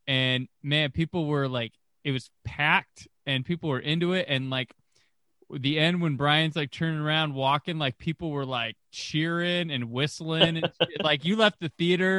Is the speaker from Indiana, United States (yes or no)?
yes; Fort Wayne, Indiana, United States; I grew up, you know, in Indiana, and I grew up in Fort Wayne, Indiana